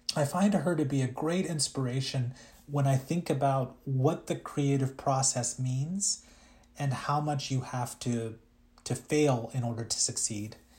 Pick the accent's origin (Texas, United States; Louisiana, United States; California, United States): Louisiana, United States; English is a second language; also born or lived in India; I was raised in a very small town in Louisiana